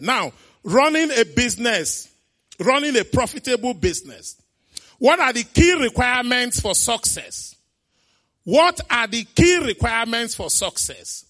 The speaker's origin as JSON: {"language": "English", "town": "Onitsha", "region": "Anambra", "country": "Nigeria", "tie": "born or raised there", "said": "As a kid, I grew up in Onitsha, my beloved town, Onitsha."}